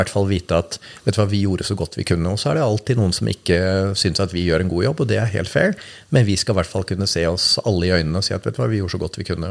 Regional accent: Norway; vi er født i Norge

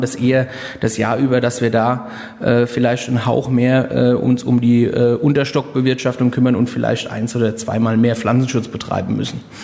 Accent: Rheinhessen, Rhineland-Palatinate, Germany; hier bei uns in Rheinhessen

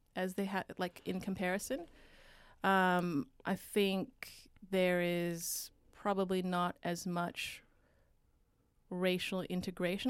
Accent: Vancouver, British Columbia, Canada; moved away as an adult; also born or lived in United States; now in Australia; I grew up in Vancouver, right along the U S border.

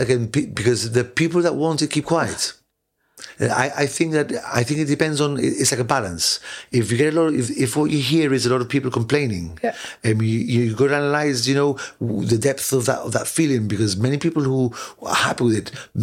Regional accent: London, United Kingdom; now in Gibraltar; I was born in London, yeah.

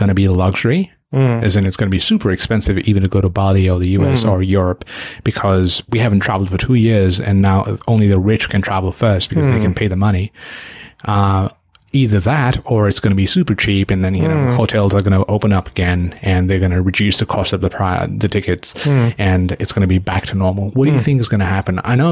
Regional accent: Nepal; now in Australia; My home country, Nepal

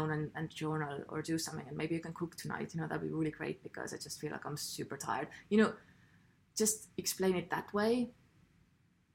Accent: Estonia; I'm from Estonia, where we don't speak much. We're very quiet people.

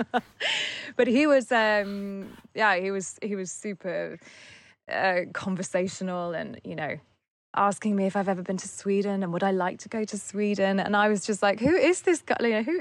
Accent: England, United Kingdom; You know, I'm very English.

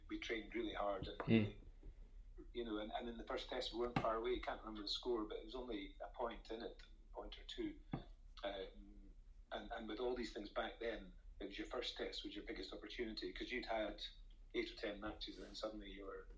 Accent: Scotland, United Kingdom; being Scottish

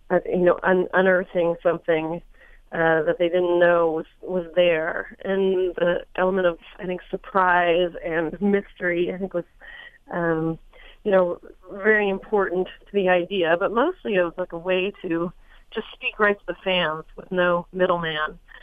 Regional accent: Los Angeles, California, United States; I was born in Hollywood, California

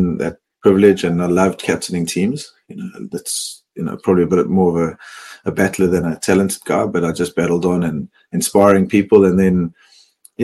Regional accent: Johannesburg, Gauteng, South Africa; moved away as an adult; also born or lived in Cape Town; now in Melbourne, Australia; I grew up in Johannesburg

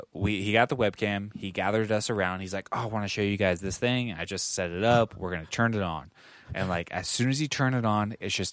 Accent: Philippines; I am Filipino, so it's kind of hard for me in society, but it's worth it.

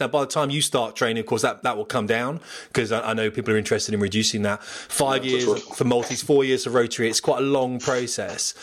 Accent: Portsmouth, South East England, United Kingdom; moved away; I'm from Portsmouth

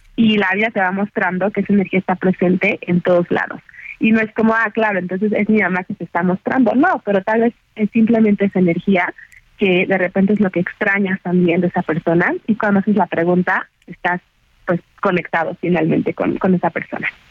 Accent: Mexico; nosotros como mexicanos

